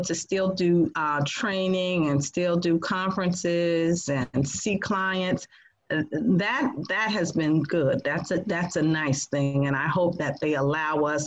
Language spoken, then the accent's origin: English; New Jersey, United States; now in North Carolina, United States; I'm from New Jersey